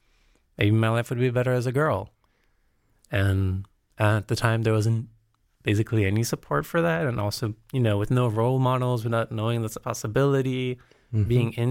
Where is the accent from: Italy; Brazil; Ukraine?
Brazil; also born or lived in United States; especially because I grew up in Brazil and in the States.